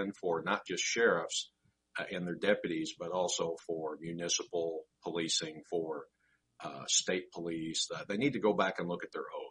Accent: Southern Illinois, United States; I grew up in Southern Illinois, spent most of my life there

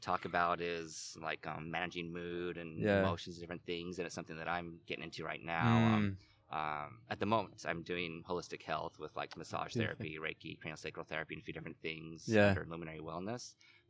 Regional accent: Utah, United States; accent: American; moved away as an adult; also born or lived in Christchurch, New Zealand; now in Auckland, New Zealand; Originally from the U.S.

